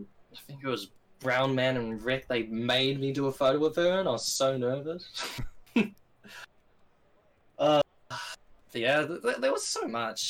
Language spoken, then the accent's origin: English; New Zealand; I'm like, New Zealand.